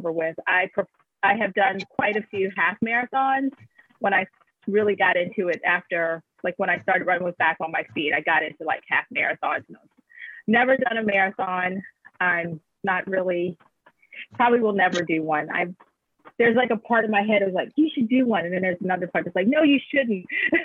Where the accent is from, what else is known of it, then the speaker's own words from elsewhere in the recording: Baltimore, Maryland, United States; also born or lived in Catonsville, Maryland; So I'm from Baltimore. I grew up in the Catonsville area as a kid. And then we moved into the city when I was in high school and stuff.